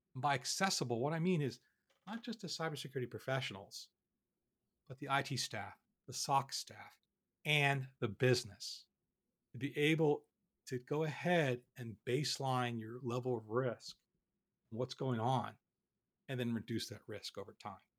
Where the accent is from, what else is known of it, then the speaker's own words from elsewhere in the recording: Philadelphia, Pennsylvania, United States; I'm from Philadelphia